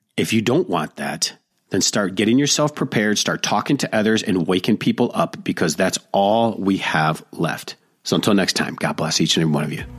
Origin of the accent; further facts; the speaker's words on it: Detroit, Michigan, United States; blue dog Democrats like I grew up with in Detroit